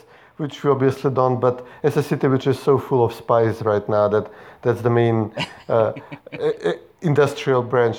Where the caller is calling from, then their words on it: Skopje, North Macedonia; I'm calling in from the Casablanca of the Balkans, Skopje, Macedonia.